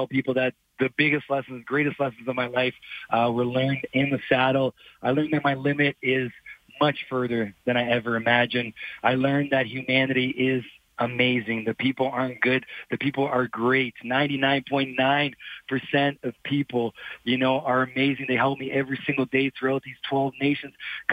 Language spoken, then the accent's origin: English; Brazil; moved away; I'm a journalist originally from Brazil. Grew up around horses.